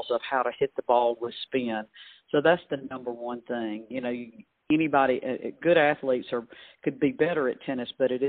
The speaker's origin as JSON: {"language": "English", "town": "Winona", "region": "Mississippi", "country": "United States", "tie": "born or raised there", "said": "I'm from Winona, a little small town from Winona High School"}